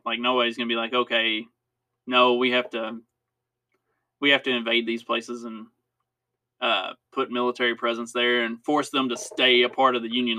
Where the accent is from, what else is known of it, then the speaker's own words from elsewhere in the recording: United States; as American citizens